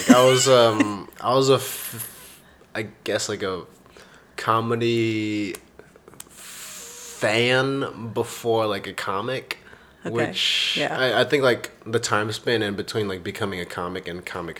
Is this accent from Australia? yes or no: no; Pflugerville, Texas, United States; also born or lived in Austin; I grew up in Pflugerville, and then I went to St. Stephen's, which is in Westlake